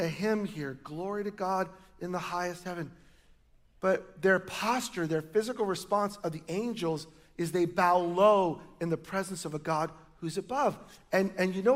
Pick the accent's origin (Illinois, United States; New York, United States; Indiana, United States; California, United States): New York, United States; now in Oregon, United States; I grew up in New York